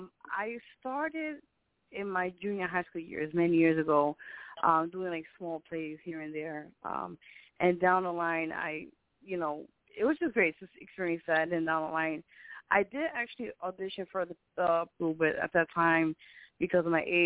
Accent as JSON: {"language": "English", "country": "Puerto Rico", "lives_now": "New York City, United States", "said": "Yeah, well, I'm Puerto Rican."}